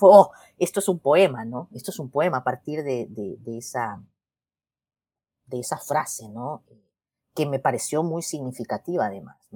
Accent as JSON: {"language": "Spanish", "country": "El Salvador", "said": "yo le digo, ah, yo soy de El Salvador, ¿y, tú?"}